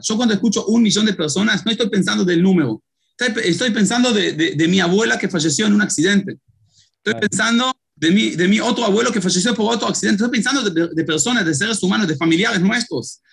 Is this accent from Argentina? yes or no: no; Israel; moved away as an adult; also born or lived in Uruguay; Yo nací en Israel, tengo cinco hijos, dos de ellos uruguayos